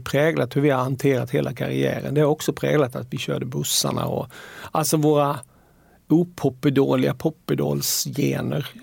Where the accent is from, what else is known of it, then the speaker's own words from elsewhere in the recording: Halmstad, Halland County, Sweden; jag är från Halmstad